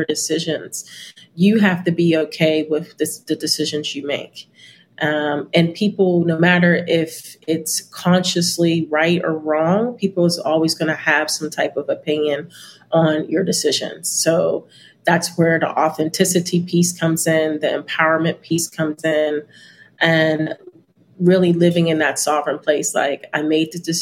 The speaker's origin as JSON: {"language": "English", "country": "United States", "said": "I am American"}